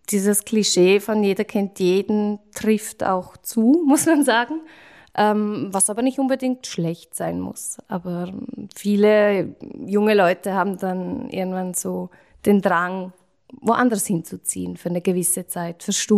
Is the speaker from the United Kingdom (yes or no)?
no; Liechtenstein; now in Vienna, Austria; es gibt durchaus einige Liechtensteiner. Ich habe äh, selber aber nicht so viel Kontakt mit anderen Liechtensteinern weil ich es schöner fand, ähm, Wien und echte Wiener sozusagen kennenzulernen.